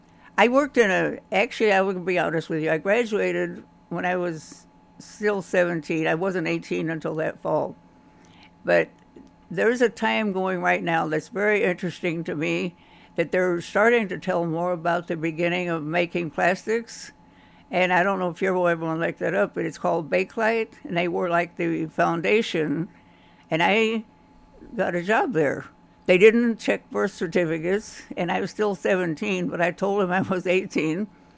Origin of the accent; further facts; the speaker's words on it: Kentucky, United States; accent: southern; I had a southern accent, you know, and I didn't want to tell them I was from Kentucky, so they started calling me … for some reason.